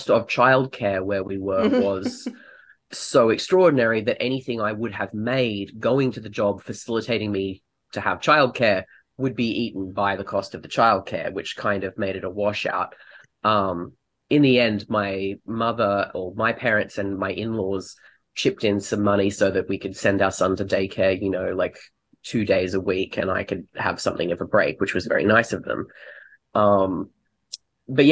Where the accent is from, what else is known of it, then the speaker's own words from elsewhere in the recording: Australia; moved away as an adult; also born or lived in United Kingdom; now in United States; I am Australian. I've been living in the US for 5 years, and previously I lived in the UK for 5 years